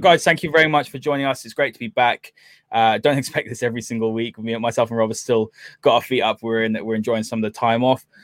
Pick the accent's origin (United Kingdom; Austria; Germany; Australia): United Kingdom; we're, we're both British, you know, from here